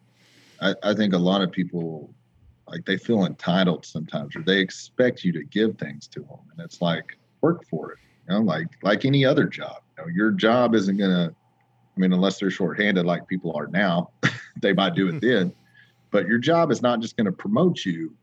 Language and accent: English; Oklahoma, United States; It makes all of us Oklahomans proud